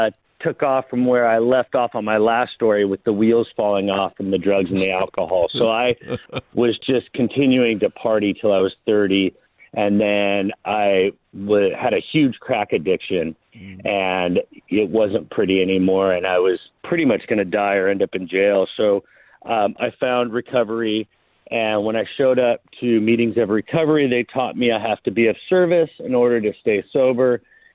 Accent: Long Beach, California, United States; I'm a native Angeleno. Grew up in Long Beach, the LBC.

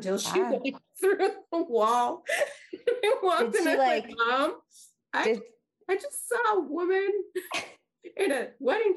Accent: Dallas, Texas, United States; also born or lived in Kansas; I'm from Dallas

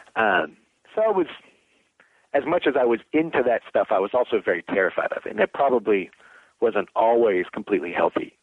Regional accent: Danville, Kentucky, United States; moved away as an adult; now in Virginia, United States; growing up in Danville, Kentucky, in the middle of nowhere in Kentucky

